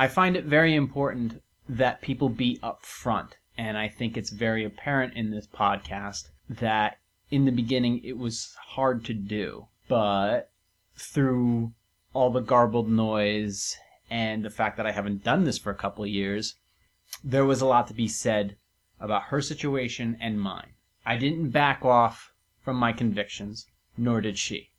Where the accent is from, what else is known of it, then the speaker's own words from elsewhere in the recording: Venice, Florida, United States; moved away; I was born in Venice Beach, Florida